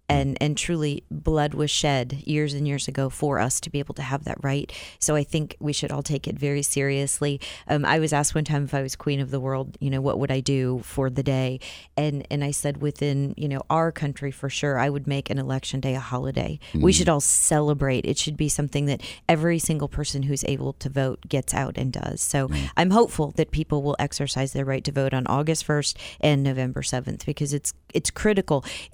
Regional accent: Iowa, United States; also born or lived in South Dakota; now in Wichita, United States; I grew up in Iowa

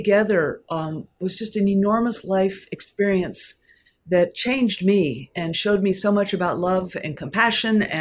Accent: Portland, Oregon, United States; I am from Portland, Oregon

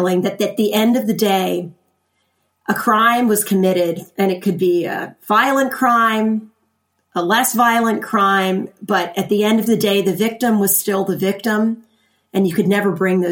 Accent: Lancaster County, Pennsylvania, United States; I am from Lancaster County, Pennsylvania, and I grew up there

